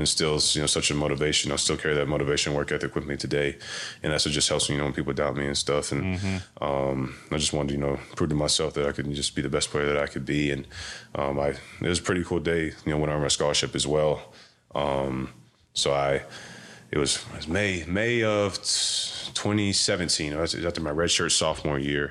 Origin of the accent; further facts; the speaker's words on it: Wilmington, North Carolina, United States; moved away as an adult; also born or lived in Charlotte, North Carolina; now in Pittsburgh, United States; I went to Eugene Ashley High School in Wilmington, North Carolina's, my hometown, where I'm from